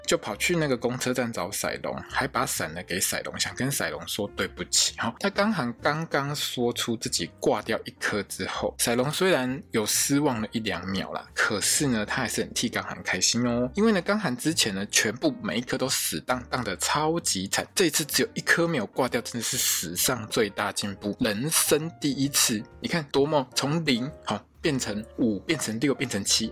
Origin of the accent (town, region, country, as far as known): Taiwan